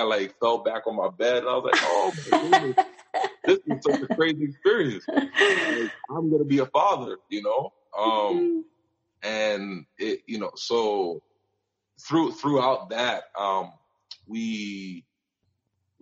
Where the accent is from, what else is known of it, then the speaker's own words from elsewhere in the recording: New York, United States; moved away as an adult; also born or lived in Montreal, Canada / Michigan, United States / Indiana, United States; now in Calgary, Canada; I was born in Montreal, but I grew up in New York and spent most of my life there